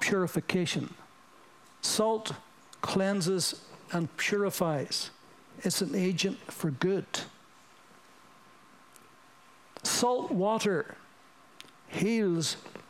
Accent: United Kingdom

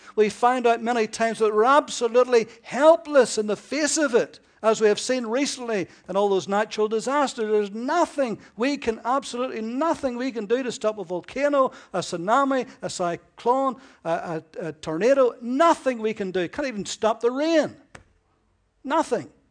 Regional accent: United Kingdom

